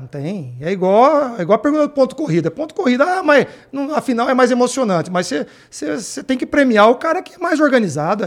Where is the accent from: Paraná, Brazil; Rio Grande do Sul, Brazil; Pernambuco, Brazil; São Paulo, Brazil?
São Paulo, Brazil; Campinas; sou de Campinas, trabalhei na, na Ponte Preta